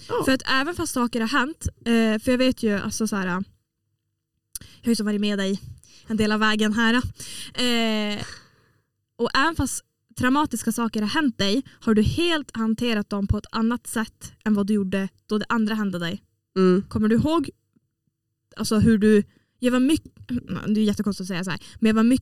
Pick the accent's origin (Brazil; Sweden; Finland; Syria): Finland; Åland; jag eh, har i alla fall förändrats till det bättre sedan jag flyttade från Åland. Vilket jag vet att det, den effekten har den på alla som flyttar från Åland.